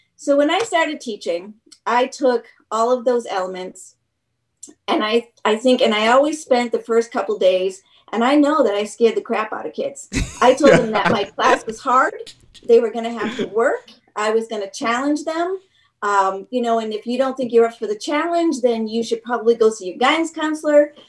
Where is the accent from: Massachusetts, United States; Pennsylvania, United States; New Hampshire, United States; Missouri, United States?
New Hampshire, United States; Manchester; also born or lived in New York; I'm from Manchester.